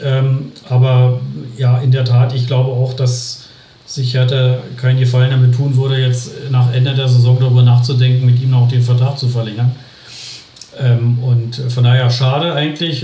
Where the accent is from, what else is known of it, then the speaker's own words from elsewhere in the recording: Berlin, Germany; now in Bielefeld area, Germany; als Berliner